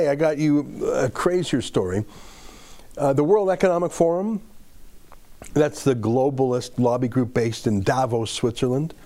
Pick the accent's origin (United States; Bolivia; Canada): Canada; I'm a Canadian